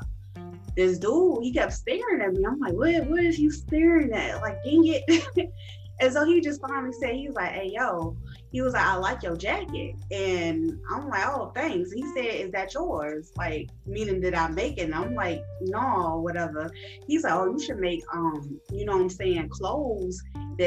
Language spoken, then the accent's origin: English; Chicago, Illinois, United States; also born or lived in Jefferson City, Missouri; I am originally from Chicago, Illinois, South Side, Rosalind, 104th and State